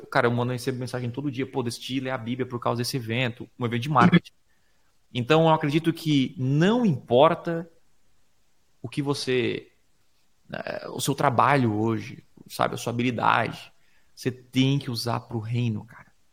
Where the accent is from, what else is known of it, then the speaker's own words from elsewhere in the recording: Criciúma, Santa Catarina, Brazil; eu sou de Criciúma, Santa Catarina, uma cidade pequena de 220 mil habitantes